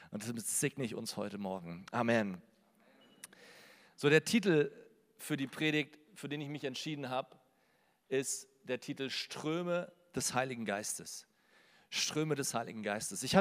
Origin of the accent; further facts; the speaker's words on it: Berlin, Germany; Also ich komme aus Berlin, manchmal hört man es auch vielleicht noch raus.